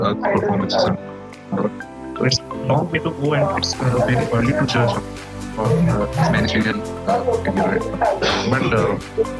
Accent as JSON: {"language": "English", "region": "Odisha", "country": "India", "said": "I'm from Odisha"}